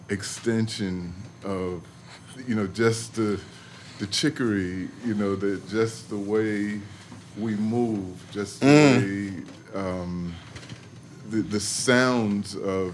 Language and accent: English; New York, United States; I can't say I'm a Marylander. I'm a New Yorker, so I'm on the fringe.